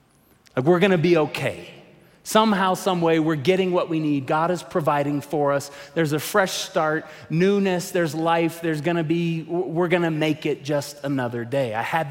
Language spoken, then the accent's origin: English; Tulsa, Oklahoma, United States; moved away as an adult; now in Colorado Springs, United States; I grew up in Oklahoma, 22 years in Tulsa, and then 17 years ago moved here with Lisa to start working at New Life.